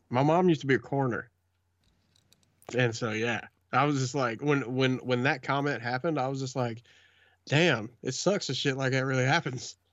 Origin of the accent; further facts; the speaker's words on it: Franklin, Georgia, United States; I grew up in Hurd County, Georgia, which is Franklin